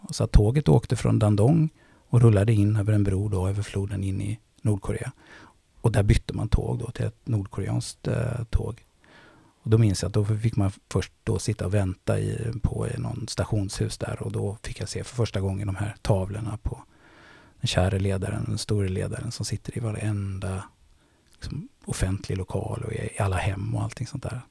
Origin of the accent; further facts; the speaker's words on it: Gothenburg, Västra Götaland, Sweden; accent: göteborgska; moved away as an adult; now in Stockholm, Sweden; Jag är från Tuve. Precis. Ja. Uh, en bit bort här, Håkansdal. Uh, eh, jag är faktiskt född på i, vad heter det, Östra Gunnelsgärde